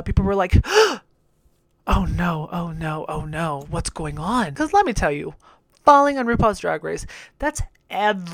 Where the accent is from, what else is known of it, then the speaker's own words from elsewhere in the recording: Jalisco, Mexico; my home state of Jalisco